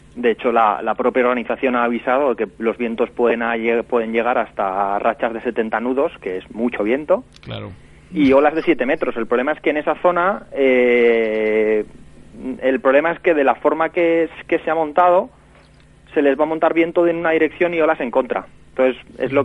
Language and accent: Spanish; Valencia, Valencian Community, Spain; aquí en mi ciudad, en Valencia